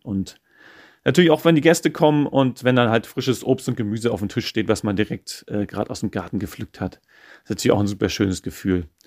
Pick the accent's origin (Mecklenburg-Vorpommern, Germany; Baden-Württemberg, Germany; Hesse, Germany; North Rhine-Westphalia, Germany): Mecklenburg-Vorpommern, Germany; moved away as an adult; also born or lived in Schwerin; now in Croatia; als geborener Mecklenburger